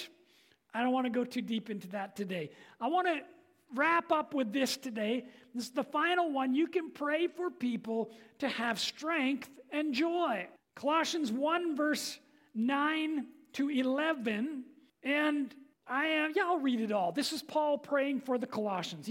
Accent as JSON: {"language": "English", "region": "England", "country": "United Kingdom", "said": "I'm an Englishman"}